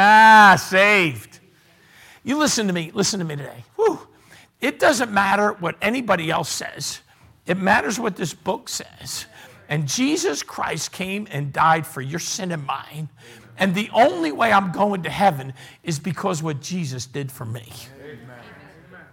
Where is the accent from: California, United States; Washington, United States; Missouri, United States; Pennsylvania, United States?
Pennsylvania, United States; Philadelphia; I was born and raised in Philly, in Bridesburg area